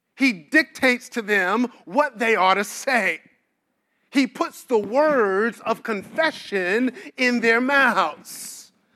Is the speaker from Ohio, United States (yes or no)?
no; New York City, New York, United States; now in Washington, D.C., United States; I am born and bred in Brooklyn, New York